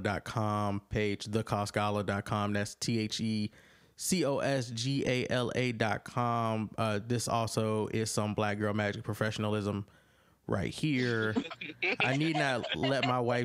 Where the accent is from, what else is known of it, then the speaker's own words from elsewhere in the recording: Hampton Roads, Virginia, United States; now in Maryland, United States; I'm from 7572, born and raised Hampton Roads